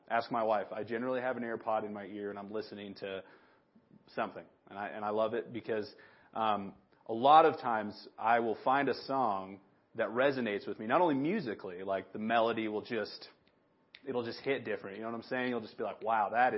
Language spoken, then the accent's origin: English; Big Sandy, United States; the blessing and the curse of growing up in Big Sandy is everybody remembers me from when I was a kid